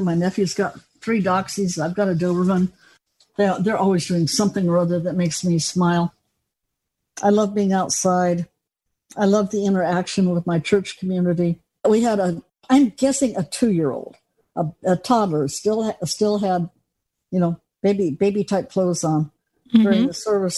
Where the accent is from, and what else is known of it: Los Angeles, California, United States; also born or lived in Colorado; now in Grants Pass, United States